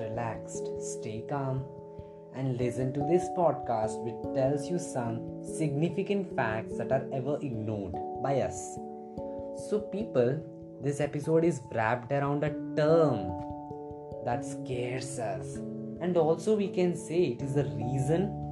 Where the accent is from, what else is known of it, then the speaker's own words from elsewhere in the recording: India; I'm from India